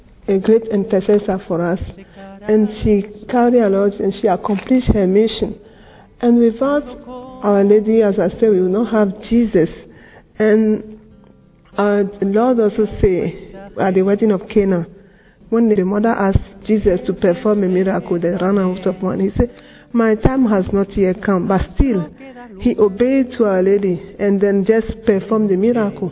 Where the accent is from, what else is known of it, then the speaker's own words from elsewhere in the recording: Ghana; I'm from Ghana